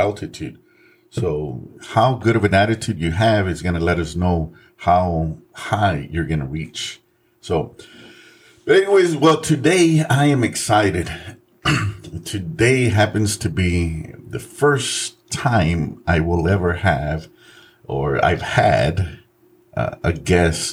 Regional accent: San Antonio, Texas, United States; also born or lived in Mexico; We grew up very poor. We grew up in the west side of San Antonio

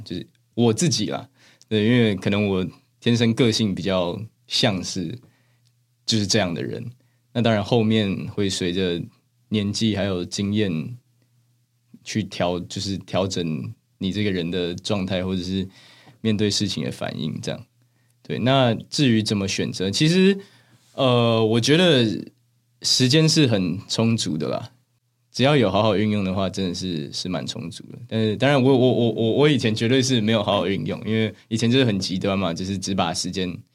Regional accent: Taiwan; first language Chinese and English; moved away as an adult; now in Seattle, United States; 因为我在台湾的时候，就是理科的成绩没有那么好

